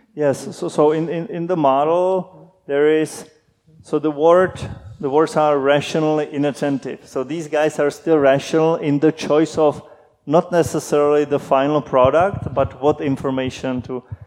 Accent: Czechia; moved away as an adult; also born or lived in Princeton, United States; When I moved back from Princeton, I, I, moved back home. I thought I cannot do research in the Czech Republic

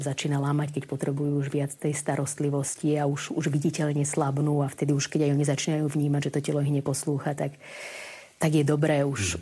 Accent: Bratislava, Bratislava Region, Slovakia; moved away as an adult; also born or lived in Ecuador / Bolivia; ja som z Bratislavy, narodila som sa pôvodne z Bratislavy

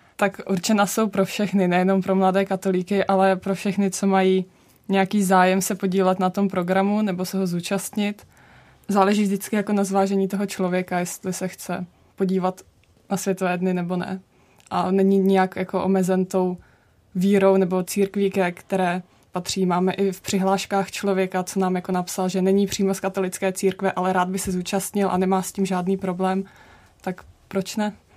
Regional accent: Czechia; my jsme vlastně jako Češi

